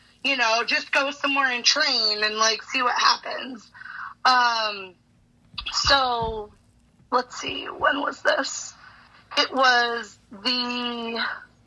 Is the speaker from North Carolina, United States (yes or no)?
no; Westfield, Massachusetts, United States; I'm from Westfield, Mass